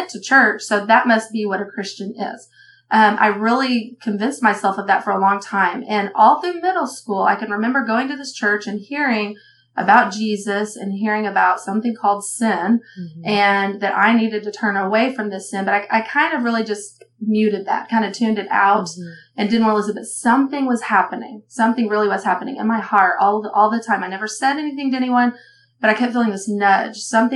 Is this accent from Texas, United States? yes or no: yes; Texas, United States; moved away as an adult; now in Oklahoma, United States; I'm from Texas, and I'm one of three girls